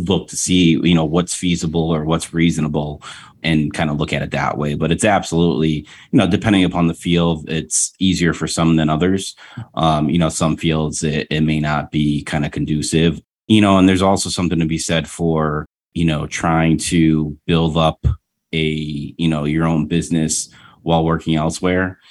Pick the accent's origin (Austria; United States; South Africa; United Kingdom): United States; Rochester; moved away; my hometown in Rochester